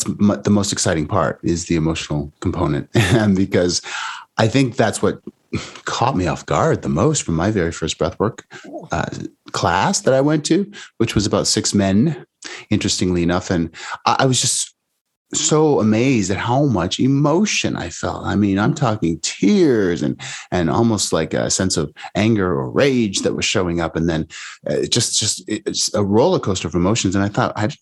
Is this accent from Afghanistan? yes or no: no; Canada; now in California, United States; I'm Canadian originally, now in the US